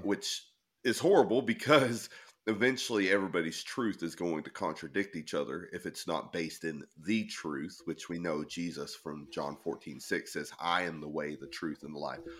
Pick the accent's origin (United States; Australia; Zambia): United States; the South; now in Maine, United States; I grew up in the South